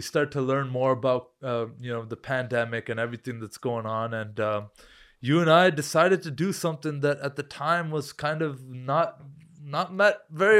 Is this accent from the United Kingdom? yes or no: no; Canada; I Googled where can I travel right now as a Canadian?